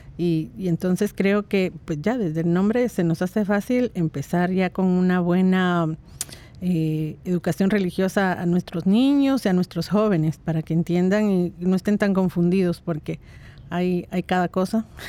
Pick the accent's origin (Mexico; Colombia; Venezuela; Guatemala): Guatemala; moved away; Yo salí de Guatemala desde hace bastantes décadas